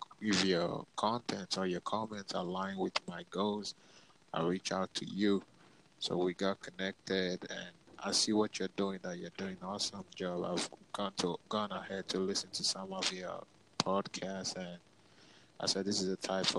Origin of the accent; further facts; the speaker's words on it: Nigeria; I'm from Nigeria.